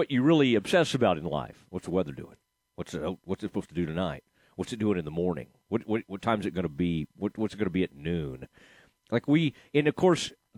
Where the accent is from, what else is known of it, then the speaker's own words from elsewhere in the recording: Dallas, Texas, United States; also born or lived in Waco, Texas; I'm from the Dallas area originally, but then spent a lot of my life in the Waco area